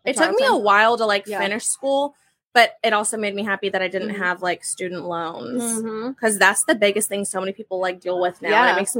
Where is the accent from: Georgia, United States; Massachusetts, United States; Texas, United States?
Texas, United States; Fort Worth; born or raised there; also born or lived in Plano, Texas